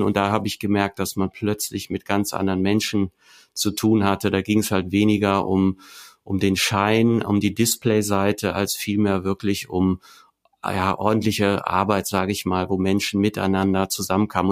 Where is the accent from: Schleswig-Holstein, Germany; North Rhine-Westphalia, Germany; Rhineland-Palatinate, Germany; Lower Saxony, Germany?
Rhineland-Palatinate, Germany; Vulkaneifel; ich bin in der Vulkaneifel groß geworden